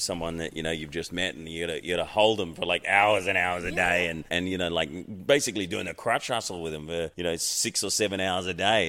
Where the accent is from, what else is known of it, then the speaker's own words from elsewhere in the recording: Sydney, New South Wales, Australia; also born or lived in Queensland, Australia; I grew up on the North Shore, but if it's in Queensland, I say, I was born in Queensland.